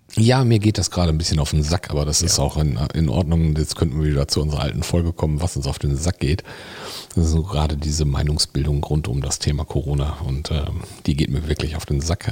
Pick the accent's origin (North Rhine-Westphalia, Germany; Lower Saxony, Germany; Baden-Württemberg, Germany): North Rhine-Westphalia, Germany; Bielefeld; Da bin ich auch noch zur Welt gekommen.